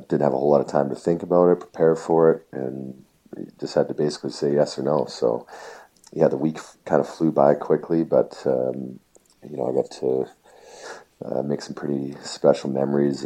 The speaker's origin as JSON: {"language": "English", "country": "Canada", "said": "being a Canadian hockey player, getting that opportunity to put the Maple Leaf jersey on"}